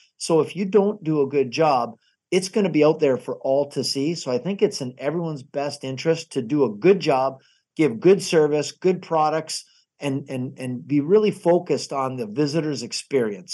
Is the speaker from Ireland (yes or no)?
no; Niagara Falls, Ontario, Canada; Niagara Falls